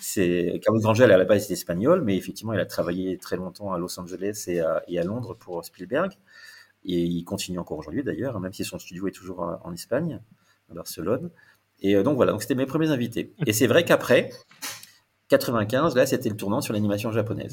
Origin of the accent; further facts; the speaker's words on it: the South, southern France, France; moved away; also born or lived in Paris; je suis du Sud